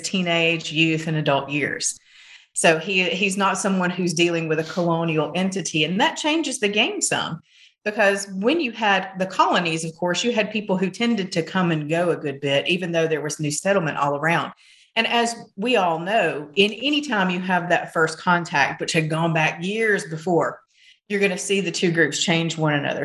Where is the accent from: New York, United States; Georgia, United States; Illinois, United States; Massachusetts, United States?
Georgia, United States; Rome; this is my hometown. I grew up in Rome